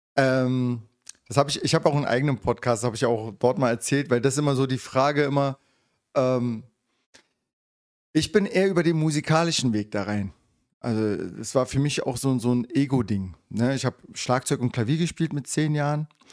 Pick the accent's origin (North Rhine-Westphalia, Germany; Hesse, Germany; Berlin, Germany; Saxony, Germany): Berlin, Germany; Und ich bin im Wedding halt äh, geboren und aufgewachsen. Ja, also äh, Westberliner richtig.